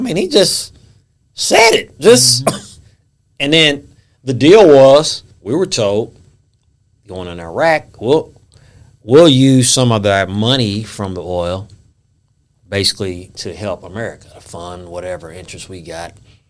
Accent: United States; we're raised in the United States

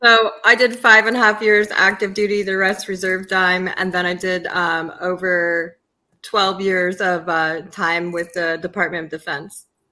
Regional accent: Yonkers, New York, United States; also born or lived in Charlotte area, North Carolina / Washington, District of Columbia, United States; now in Poconos, United States; Yonkers, New York, for half of my life and uh, and the South for the other

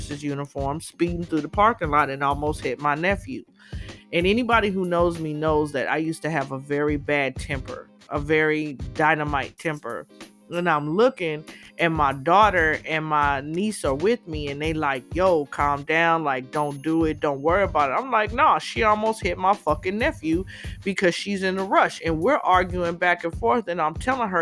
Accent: Inglewood, California, United States; moved away; When I was a little girl growing up in Inglewood, back in the 70s

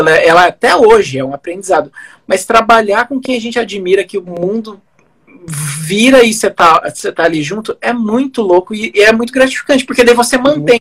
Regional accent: Santo Antônio, Brazil; now in Cascavel, Brazil; perto de onde eu vim é uma metrópole, né? Santo Antônio tem quarenta mil habitantes.

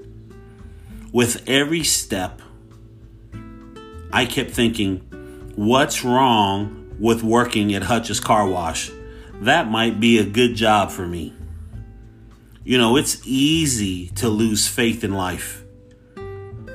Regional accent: Hayward, California, United States; I grew up in Hayward

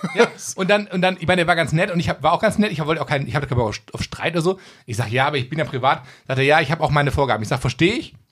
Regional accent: Gelsenkirchen, North Rhine-Westphalia, Germany; ich komme aus Gelsenkirchen auch

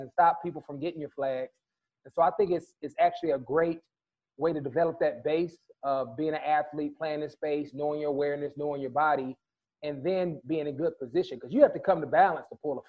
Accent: California, United States; when I grew up in California

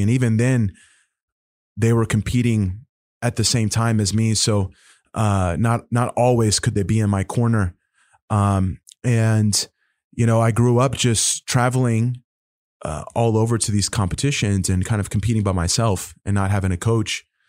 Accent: Oklahoma, United States; I'm from Oklahoma

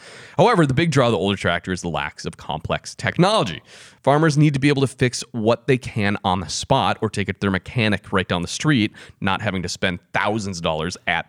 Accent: Wisconsin, United States; I mean, we're from Wisconsin.

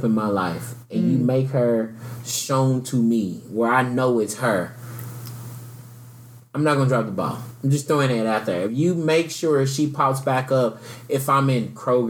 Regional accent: Southeast, United States; also born or lived in Louisville, Kentucky; For growing up in the Southeast, it's like, it's just polite. Southern hospitality.

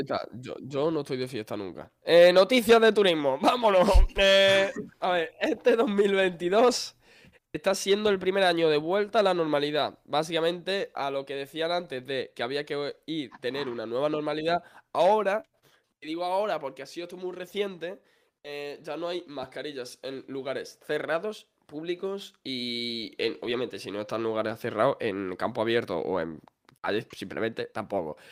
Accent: Extremadura, Spain; yo soy extremeño.

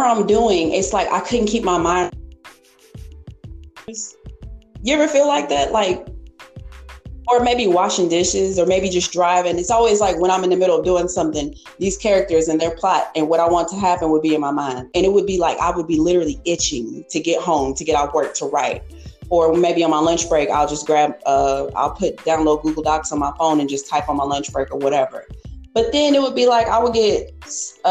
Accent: Hopkinsville, Kentucky, United States; when I worked at the Holiday Inn at the front desk in Hopkinsville, my hometown

